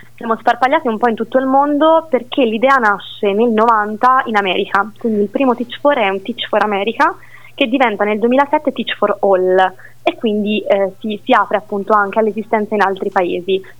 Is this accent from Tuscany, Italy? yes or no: yes; Siena, Tuscany, Italy; sono nata e cresciuta a Siena